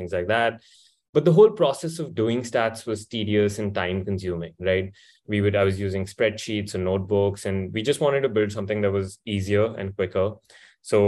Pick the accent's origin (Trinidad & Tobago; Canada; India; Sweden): India; moved away as an adult; also born or lived in United States; I grew up born and raised in India